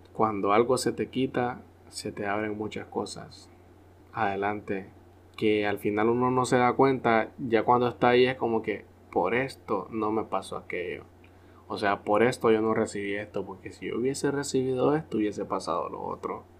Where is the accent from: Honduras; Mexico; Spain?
Honduras; nosotros los hondureños